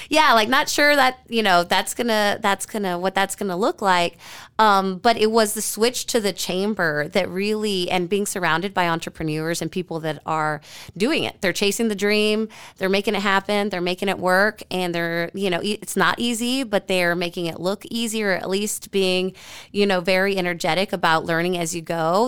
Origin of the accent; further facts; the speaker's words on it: San Antonio, Texas, United States; also born or lived in Austin / Washington, D.C. / Midwest; now in Fort Worth, United States; San Antonio, my hometown